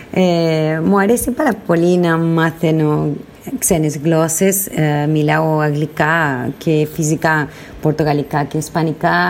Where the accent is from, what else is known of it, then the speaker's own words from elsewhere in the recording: Argentina; Greek is a second language; now in Brazil; Ε, σας ακούω από Βραζιλία. Wow. Είμαι από την Αργεντινή, αλλά μένω ε, σε ένα νησί Ηλία στην Βραζιλία.